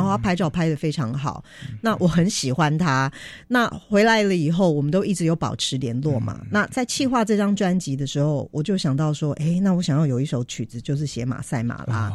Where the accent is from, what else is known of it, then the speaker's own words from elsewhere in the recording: Taiwan; 像我这个台湾人